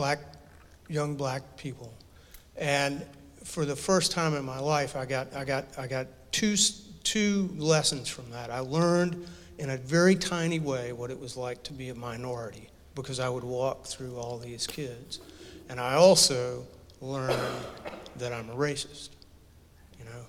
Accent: North Carolina, United States; also born or lived in Oxford, North Carolina; I grew up in North Carolina

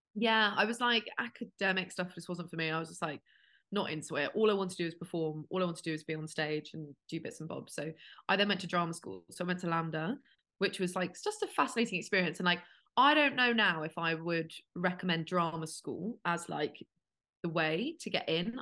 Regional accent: United Kingdom; now in London, United Kingdom

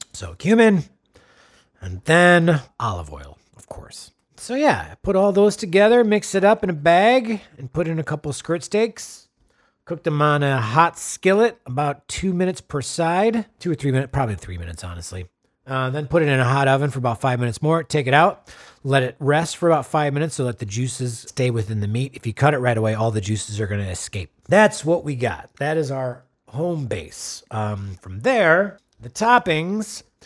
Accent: Wisconsin, United States; my home state of Wisconsin.

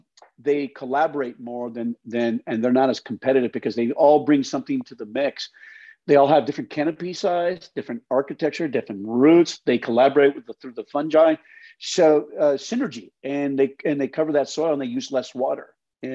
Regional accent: Colorado, United States; and I lived in a dry valley. Look, and I growing up in the Colorado, that whole area, I know it very well.

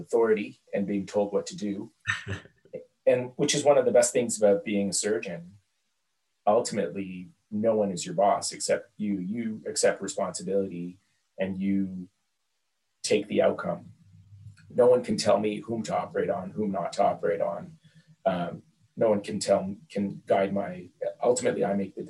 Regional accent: Canada; also born or lived in Dhaka, Bangladesh / Montreal; I grew up basically around Canada.

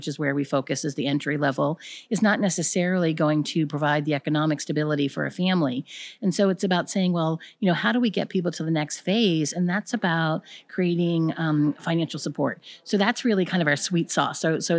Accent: Baltimore, Maryland, United States; from Baltimore, Maryland

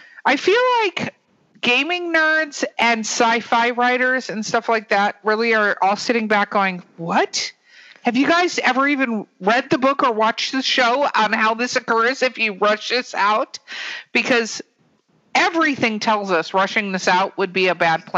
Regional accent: Los Angeles, California, United States; moved away; also born or lived in Florida; I grew up in Hollywood, California

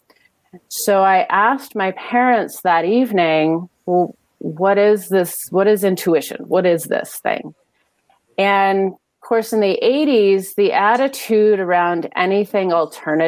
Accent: Pacific Northwest, United States; I was in elementary school, and growing up in the Pacific Northwest

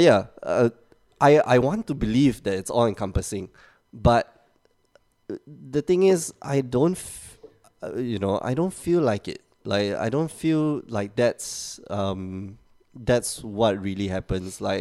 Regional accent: Singapore; now in Portugal

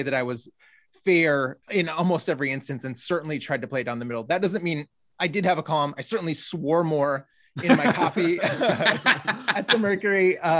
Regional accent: Grand Rapids, Michigan, United States; Yeah, so I am originally from Michigan, grew up in Grand Rapids, and spent the bulk of, actually, I guess about half of my life there.

